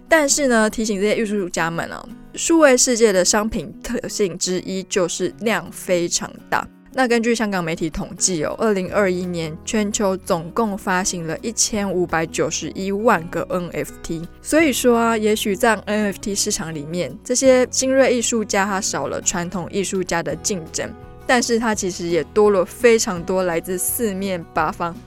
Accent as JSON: {"language": "Chinese", "country": "Taiwan", "said": "我们台湾人"}